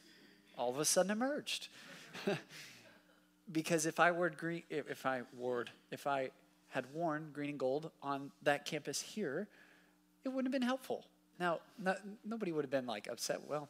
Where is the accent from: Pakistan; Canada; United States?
United States; Dallas, Texas; also born or lived in Waco, Texas; now in Fort Worth, United States; I grew up in Dallas.